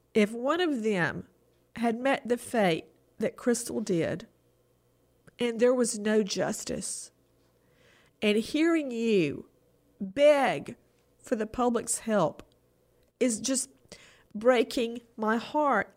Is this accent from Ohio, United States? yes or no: no; Macon, Georgia, United States; moved away; I went home to my hometown of Macon